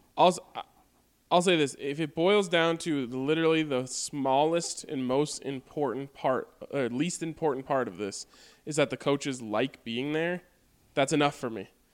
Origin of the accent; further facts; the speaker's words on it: United States; as an American